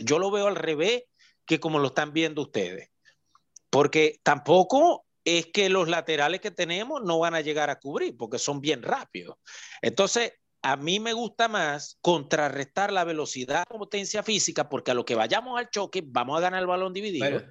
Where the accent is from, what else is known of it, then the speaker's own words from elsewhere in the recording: Venezuela; nosotros como venezolanos